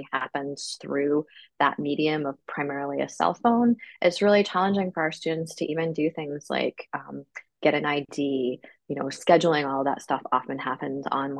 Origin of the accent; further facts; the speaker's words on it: Ithaca, New York, United States; I grew up in Ithaca